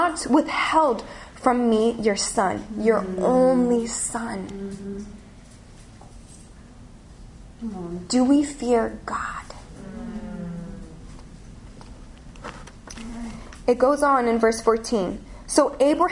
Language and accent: English; California, United States; moved away as an adult; now in London, United Kingdom; I'm from California.